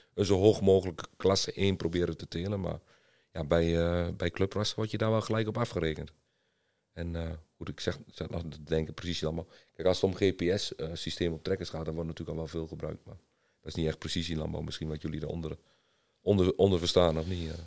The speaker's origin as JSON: {"language": "Dutch", "region": "eastern Netherlands", "country": "Netherlands", "said": "ik kom uit het oosten van Nederland"}